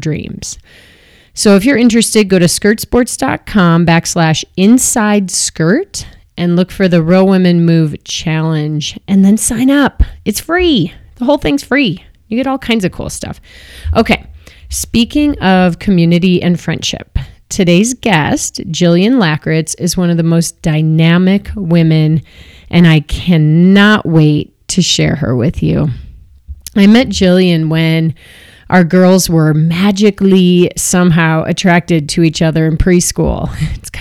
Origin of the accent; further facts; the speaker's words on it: Chicago, Illinois, United States; now in Boulder, United States; I grew up in Chicago